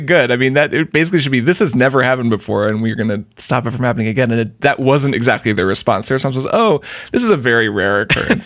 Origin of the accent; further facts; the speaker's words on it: Portland, United States; in my, in my hometown